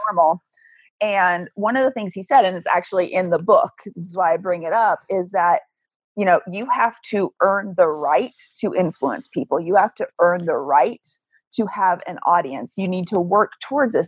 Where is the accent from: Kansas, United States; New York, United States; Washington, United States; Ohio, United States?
Kansas, United States; moved away as an adult; also born or lived in Arizona; I moved from Kansas to Arizona and realized that four years of high school Spanish in Kansas meant nothing